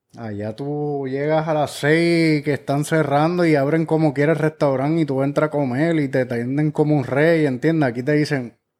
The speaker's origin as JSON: {"language": "Spanish", "town": "Guaynabo", "country": "Puerto Rico", "tie": "born or raised there", "also_born_or_lived": "Orlando", "said": "llegué a los 12 años a Guaynao"}